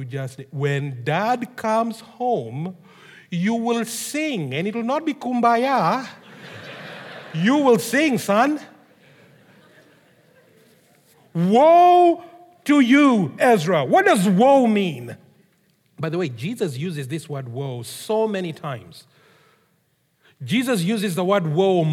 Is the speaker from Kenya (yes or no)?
yes; Kenya; moved away; I grew up in Kenya, as most of you know. In case you didn't know, surprise, I grew up in Kenya.